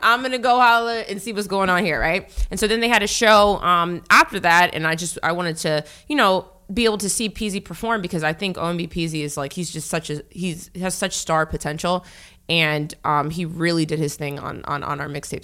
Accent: Northern Virginia, United States; moved away as an adult; also born or lived in Norfolk, Virginia / Florida / Texas / California; now in New York, United States; Originally, I'm from Virginia

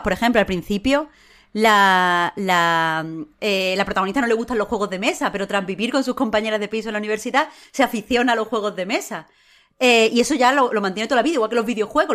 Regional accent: Andalusia, Spain; como mujer, o como persona en España, o como andaluza

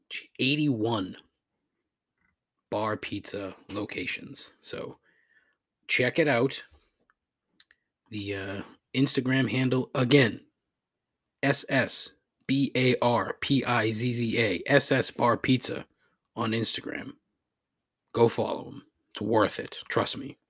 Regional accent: Raynham, Massachusetts, United States; I grew up in Rainham

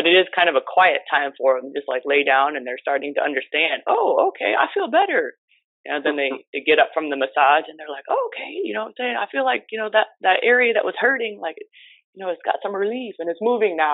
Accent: Nebraska, United States; moved away as an adult; now in Miami, United States; I'm originally from Nebraska

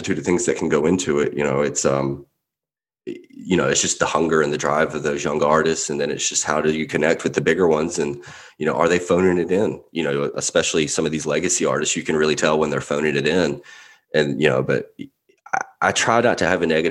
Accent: Mississippi, United States; moved away; I grew up in Mississippi, so you can take the Southern, you can take me out of the South, but you can't take the South out of me

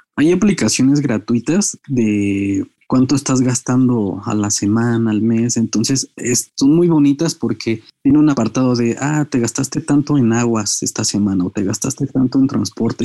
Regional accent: Mexico; como mexicanos

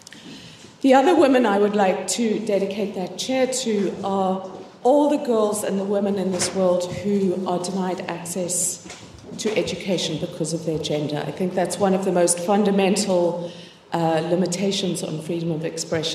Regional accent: Cape Town, Western Cape, South Africa; I'm from Cape Town, and Cape Town is a very beautiful city

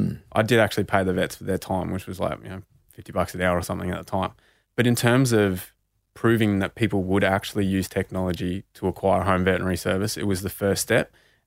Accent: Bendigo, Victoria, Australia; because being Indigenous and growing up in Bendigo, you know, in the 90s and early 2000s, the only Indigenous people I saw succeeding were all sports people.

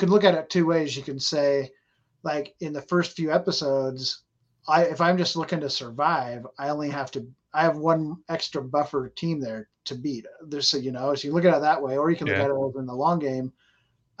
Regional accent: Idaho, United States; moved away as an adult; we're both from Idaho, but I moved away and I went other places, came back to Idaho like a year and a half ago. I'm back home now.

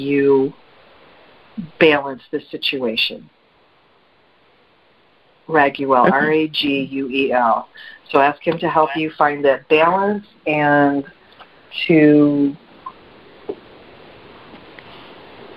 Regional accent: Midwest, United States; now in South Carolina, United States; I'm from the Midwest

